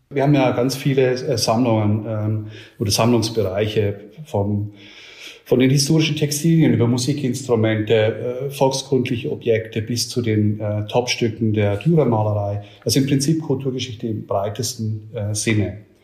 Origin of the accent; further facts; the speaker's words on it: Switzerland; now in Nuremberg, Germany; ich komme ursprünglich aus der Schweiz